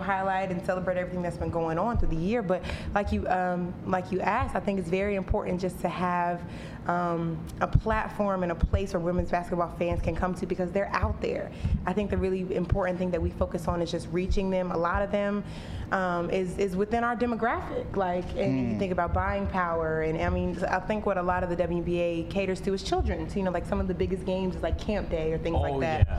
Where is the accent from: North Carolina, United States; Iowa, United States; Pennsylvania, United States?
North Carolina, United States; my hometown in North Carolina